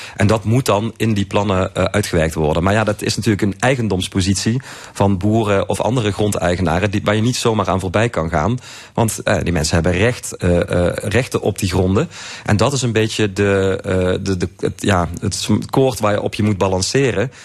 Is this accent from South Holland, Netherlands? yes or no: no; Limburg, Netherlands; ik als Limburger